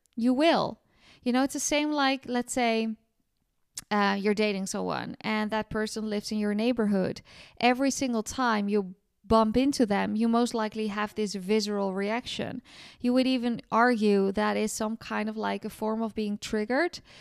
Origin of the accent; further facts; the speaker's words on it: Amsterdam, North Holland, Netherlands; now in south of France; in Holland, my hometown in Amsterdam